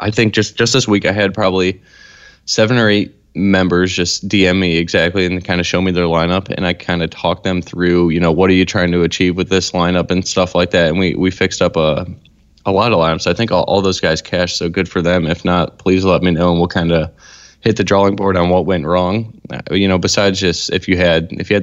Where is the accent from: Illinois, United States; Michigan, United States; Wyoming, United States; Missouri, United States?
Illinois, United States; Minooka; my hometown, some of the farm shots there outside of Minooka, Illinois.